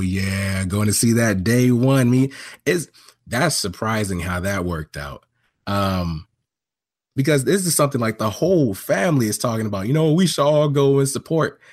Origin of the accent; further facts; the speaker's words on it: Long Beach, California, United States; born in, uh, Long Beach, California, man, that's where I grew up